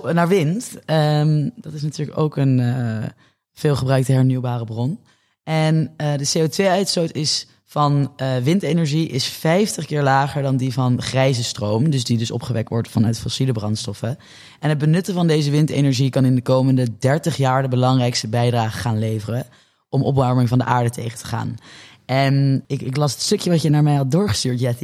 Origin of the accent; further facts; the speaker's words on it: Netherlands; als Nederlanders zijn we